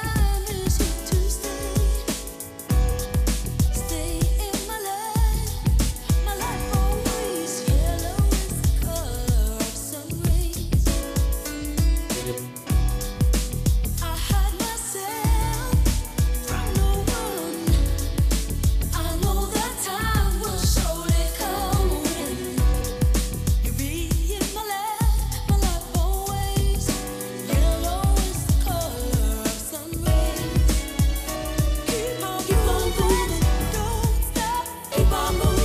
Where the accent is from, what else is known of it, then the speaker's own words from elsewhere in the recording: London, United Kingdom; I was born in London, and it had a large and still has a large Jamaican community